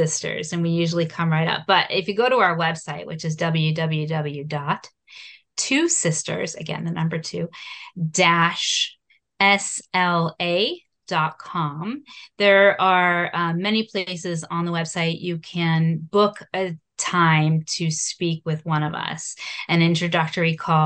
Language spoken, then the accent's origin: English; South Shore, Massachusetts, United States; So we grew up on the South Shore